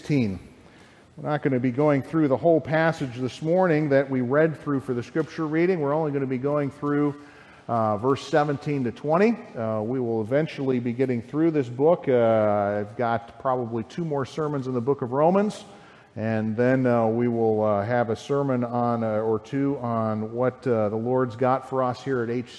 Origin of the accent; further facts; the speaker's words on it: Lyle, United States; I grew up in Lyle, in a nice, quiet community there